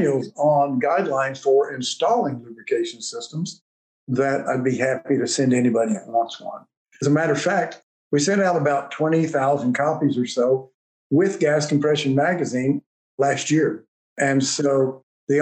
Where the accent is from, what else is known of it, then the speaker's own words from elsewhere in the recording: West Texas, United States; I'm a goober from West Texas